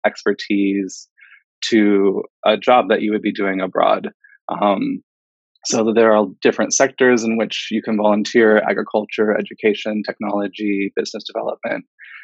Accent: Denver, Colorado, United States; when I was back home in Denver, where my hometown.

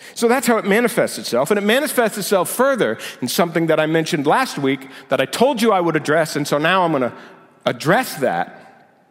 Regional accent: United States; my identity as American

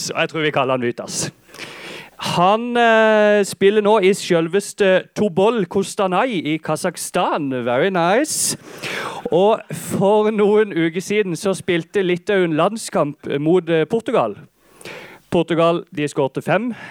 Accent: Holum, Agder, Norway; Jeg kommer fra Holum. Jeg er statssupporter siden lenge siden.

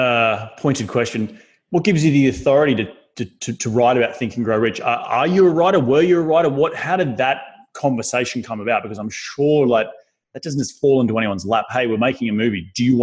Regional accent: Australia; now in United States; I'm Australian, I'm here in the United States

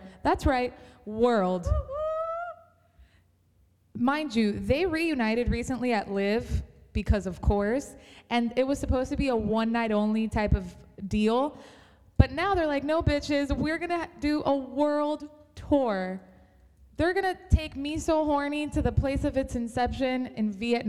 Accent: Miami, Florida, United States; And I was so proud to be from this city

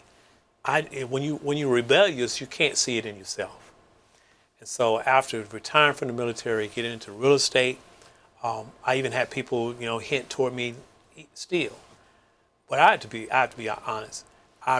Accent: Mississippi, United States; moved away as an adult; I was from Mississippi, segregated town. You know, we had black life. We had a white life. Very rarely did the two come together.

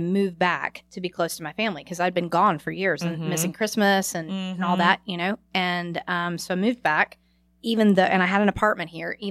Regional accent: Clover, South Carolina, United States; moved away as an adult; also born or lived in Atlantic City; I'm from Clover, South Carolina. My parents moved us out to the lake. We always had a place at the lake, but we moved out to the lake when I was in high school.

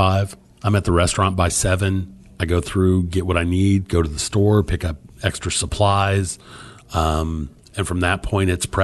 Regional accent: Illinois, United States; now in Texas, United States; I wasn't born on the island, I was born on Illinois.

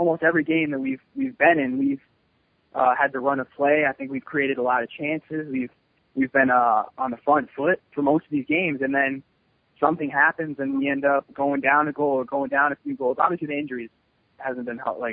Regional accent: New York City, New York, United States; I still live in New York City

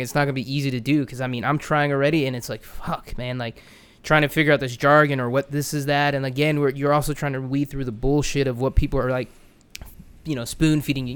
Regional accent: Orlando, Florida, United States; growing up in Orlando

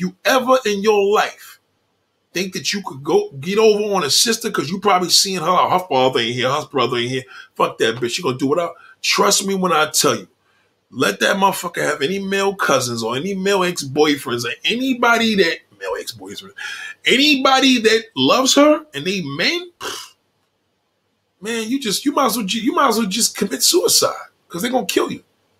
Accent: Miami, Florida, United States; I'm from Miami.

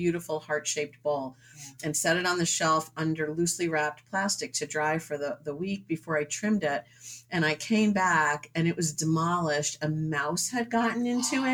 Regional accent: suburbs of New York City, United States; moved away as an adult; also born or lived in Dover-Foxcroft, Maine / Connecticut / Rhode Island / Massachusetts; now in New Hampshire, United States; I grew up in the suburbs of New York City

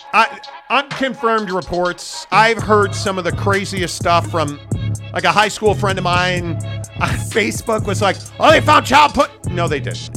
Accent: Chicago, Illinois, United States; I'm from Chicago

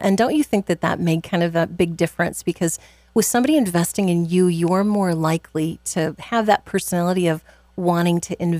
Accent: Clarinda, Iowa, United States; As someone who personally grew up in Clarinda, I can tell you that it was a community that was proud of the good work

